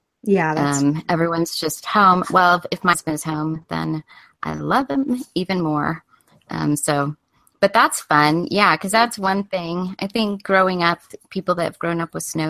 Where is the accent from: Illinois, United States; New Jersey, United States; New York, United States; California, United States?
California, United States; now in Colorado, United States; growing up in California